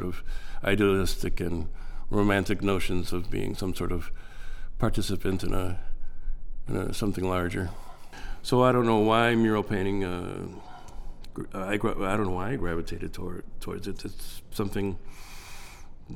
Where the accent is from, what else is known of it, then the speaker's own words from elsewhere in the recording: Chicago, Illinois, United States; born and raised in the Pilsen community